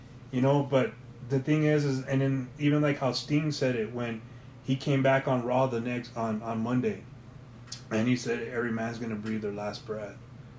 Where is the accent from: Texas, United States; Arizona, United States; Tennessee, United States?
Texas, United States; El Paso; I'm from El Paso.